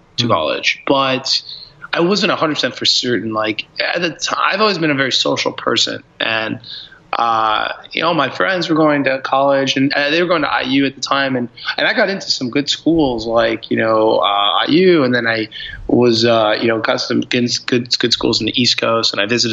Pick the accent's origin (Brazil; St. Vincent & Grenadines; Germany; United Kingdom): Brazil; now in United States; I'm from Brazil originally, so I thought about how much, like, why my cousins would always ask me for electronics to bring that into Brazil for them